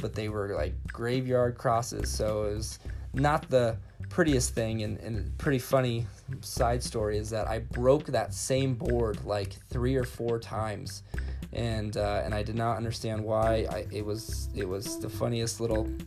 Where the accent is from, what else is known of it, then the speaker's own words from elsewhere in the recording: California, United States; also born or lived in Wyoming / Pine Ridge, South Dakota; now in Sioux Falls, United States; I grew up skateboarding in California